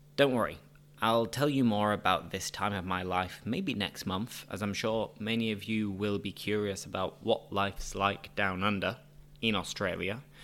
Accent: United Kingdom; moved away as an adult; also born or lived in La Línea, Spain; now in Seville, Spain

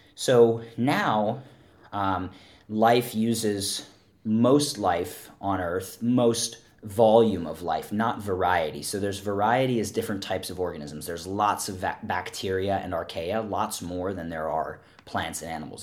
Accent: Philadelphia, Pennsylvania, United States; I grew up in Pennsylvania, for the listener audience, in Philadelphia

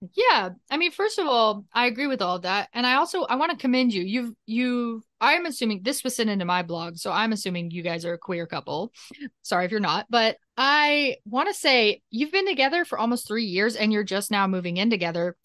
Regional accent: Nashville, Tennessee, United States; I'm a podcaster from Nashville, Tennessee, which is in America

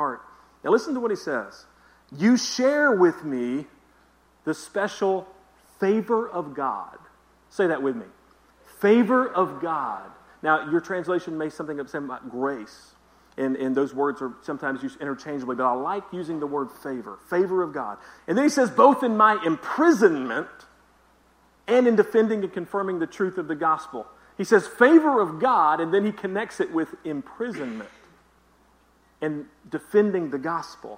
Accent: the South, United States; I'm from the South

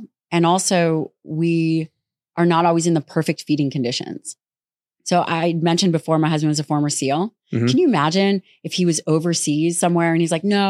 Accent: Las Vegas, Nevada, United States

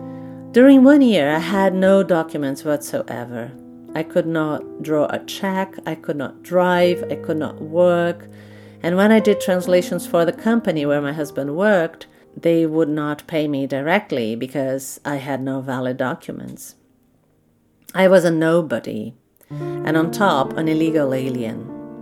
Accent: Switzerland; which part of Switzerland I come from. Wow, isn't that something? But let me start from the beginning. I was born in Switzerland as daughter of a German mother and a Portuguese father.

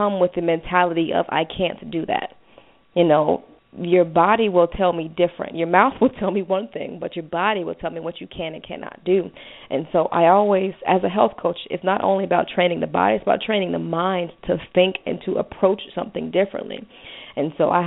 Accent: Cincinnati, Ohio, United States; I'm from Cincinnati, Ohio, so, you know, going into high school in Cincinnati

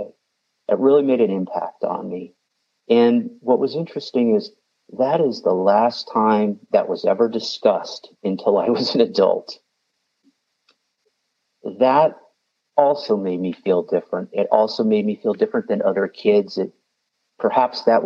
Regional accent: the Midwest outside of Chicago, Illinois, United States; I grew up in the Midwest outside of Chicago in a small town

